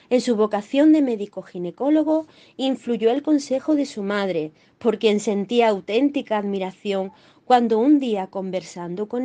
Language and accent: Spanish; Málaga, Andalusia, Spain; como mujer malagueña, casada con un médico y madre de familia